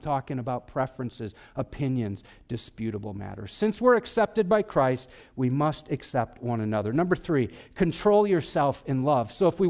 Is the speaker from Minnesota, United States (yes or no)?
no; Wisconsin, United States; come on, I'm from Wisconsin. That's all I could think about.